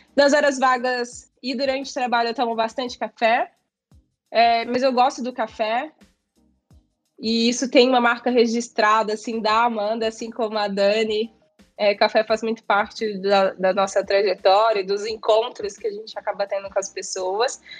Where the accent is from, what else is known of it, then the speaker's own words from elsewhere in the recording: Minas Gerais, Brazil; eu sou mineira